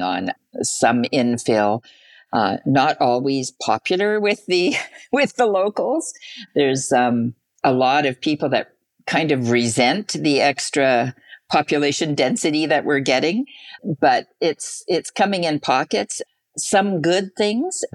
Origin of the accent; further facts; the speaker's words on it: Winnipeg, Manitoba, Canada; I've been born and raised in Winnipeg and currently live in Charleswood